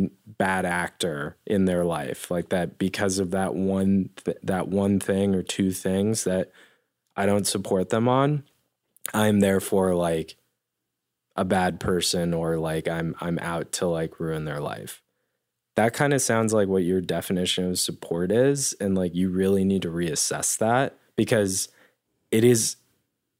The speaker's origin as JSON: {"language": "English", "town": "Denver", "region": "Colorado", "country": "United States", "tie": "born or raised there", "said": "I grew up in Denver"}